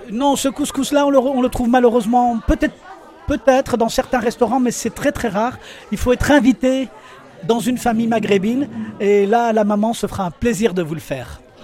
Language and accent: French; Tlemcen, Tlemcen Province, Algeria; je suis originaire de Tlemcen